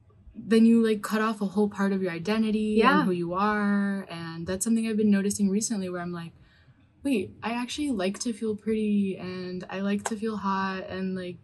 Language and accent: English; New York, United States; growing up in New York